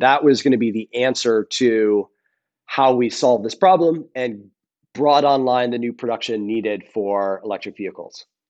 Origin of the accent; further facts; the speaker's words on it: Rhode Island, United States; I grew up in Rhode Island on the ocean